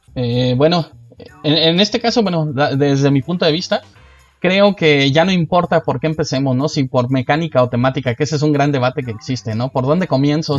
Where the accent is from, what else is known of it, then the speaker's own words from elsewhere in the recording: Guanajuato, Mexico; now in Mexico City, Mexico; yo no vivía aquí en la ciudad, somos de otro estado, somos de Guanajuato